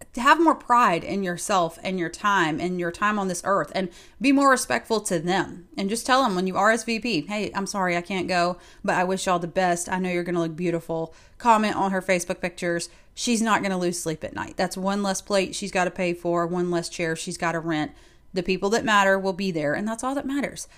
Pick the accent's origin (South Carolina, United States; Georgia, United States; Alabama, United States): South Carolina, United States; moved away; we both happened to be from South Carolina